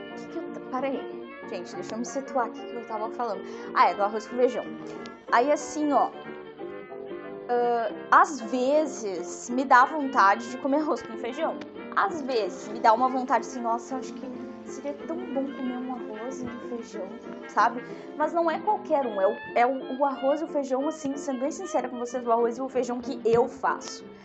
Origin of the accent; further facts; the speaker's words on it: Rio Grande do Sul, Brazil; eu sou gaúcha